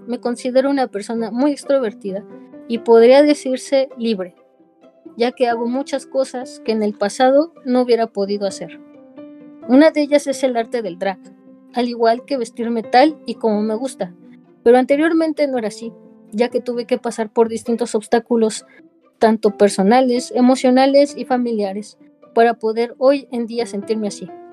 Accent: Mexico City, Mexico; yo soy de la Ciudad de México

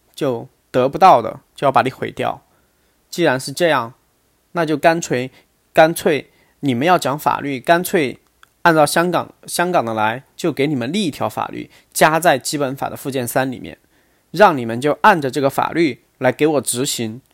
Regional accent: China; 我作为一个大陆人

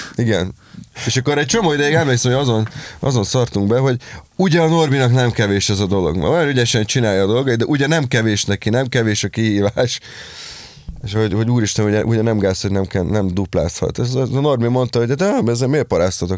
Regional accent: Dunaújváros, Fejér, Hungary; also born or lived in Pécs; amikor én Pécsről hazaköltöztem még annó Dunajvárosba

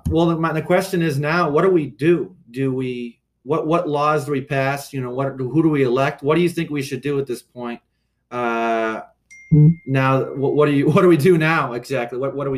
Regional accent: Ohio, United States; in my home state of Ohio

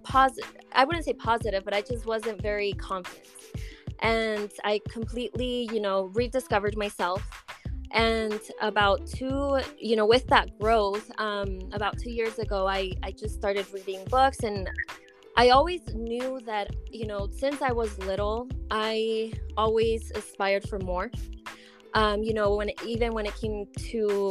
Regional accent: Colorado, United States; also born or lived in Durango, Mexico; I was actually born in Durango, Mexico. And I moved to the United States when I was 4 years old, and I've been here ever since. And by here, I mean Colorado.

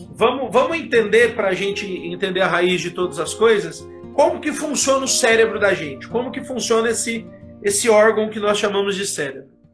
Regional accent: Votuporanga, São Paulo, Brazil; eu sou aqui de Votuporanga, interior de São Paulo.

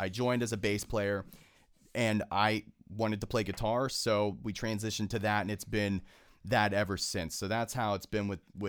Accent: Pittsburgh, Pennsylvania, United States; being from born and raised in Pittsburgh, I'm not going to lie, man.

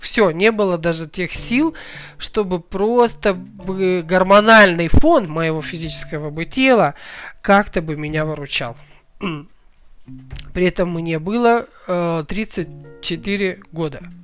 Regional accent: Kazakhstan; я родом из Казахстана

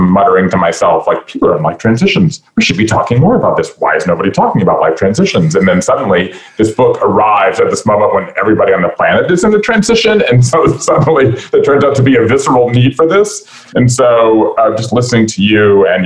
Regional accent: Savannah, Georgia, United States; moved away as an adult; also born or lived in Northeast US / Japan; I grew up in Savannah, Georgia, five generations of Jews in the South

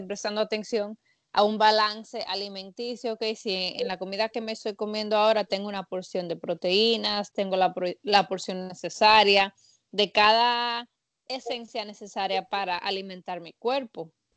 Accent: Dominican Republic; Yo soy dominicana

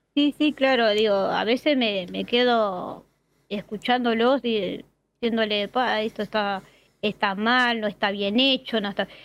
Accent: Montevideo, Uruguay; soy de Uruguay, Montevideo, que es la capital. Este, y tal, soy de acá, nací acá en Montevideo y me crié acá, nunca salí a ningún lado.

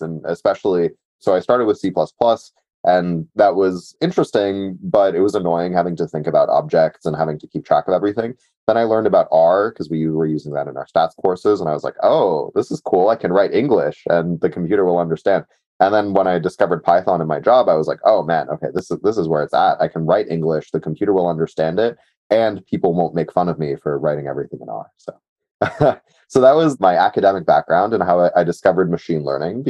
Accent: Mountain View, California, United States; I grew up in the Bay Area in Mountain View

